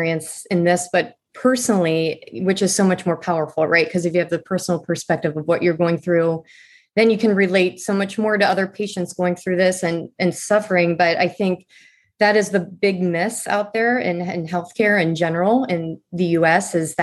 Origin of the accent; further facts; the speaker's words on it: Midwest, United States; I'm from the Midwest